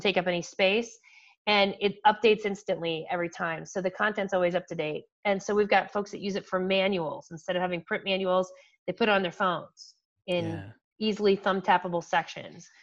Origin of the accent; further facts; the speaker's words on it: Canton, Ohio, United States; a local school Malone University which is in my hometown